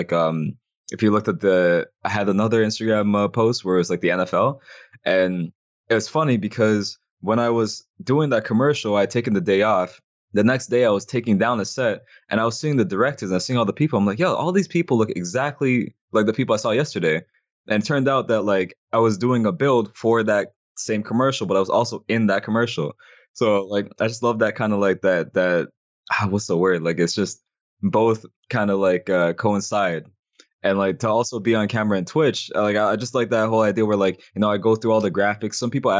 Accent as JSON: {"language": "English", "country": "Canada", "said": "So like the same way that like we're both Canadian, I like to support like the like people from like the city"}